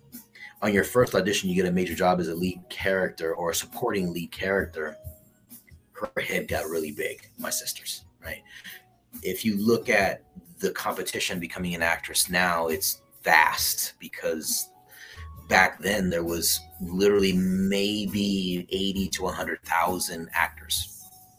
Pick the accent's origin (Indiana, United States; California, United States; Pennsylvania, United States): California, United States; Southern; I'm from Southern California